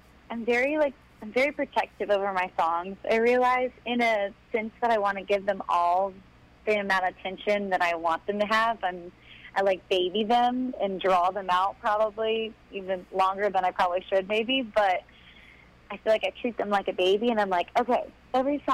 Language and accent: English; Florida, United States; moved away as an adult; also born or lived in Nashville; I'm from Florida